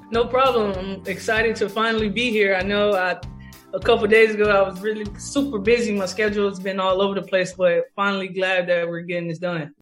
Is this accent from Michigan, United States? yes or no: no; Tallahassee, Florida, United States; moved away as an adult; now in New York, United States; I had my uh, kids camp in Tallahassee in my home state and home city.